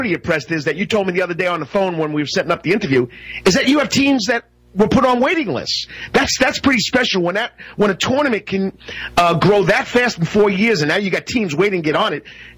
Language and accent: English; the North, United States; now in Savannah, United States; Coach, you're from the North, I'm from the North.